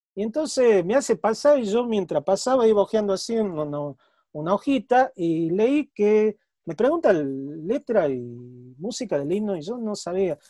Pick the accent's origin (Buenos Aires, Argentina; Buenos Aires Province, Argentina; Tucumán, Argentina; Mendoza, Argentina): Tucumán, Argentina; also born or lived in Spain; entre mis señas de identidad, está que soy tucumano